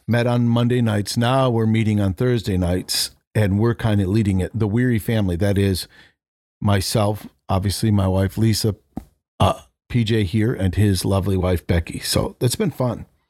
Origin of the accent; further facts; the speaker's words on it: New England, United States; now in Florida, United States; I grew up in New England